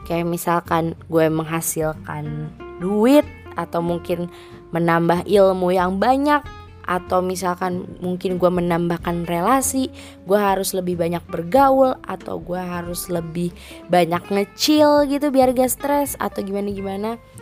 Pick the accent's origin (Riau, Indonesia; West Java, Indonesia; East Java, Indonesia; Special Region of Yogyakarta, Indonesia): West Java, Indonesia; Karawang; jadi tuh dua hari yang lalu gue habis ngadain event konser gitu kan di kota gue di Karawang